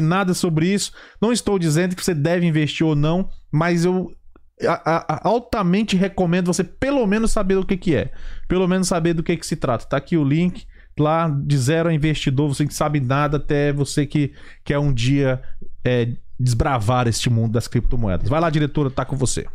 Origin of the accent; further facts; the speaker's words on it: Brasília, Federal District, Brazil; moved away; Eu sou de Brasília, né? Pelo menos na região que eu morava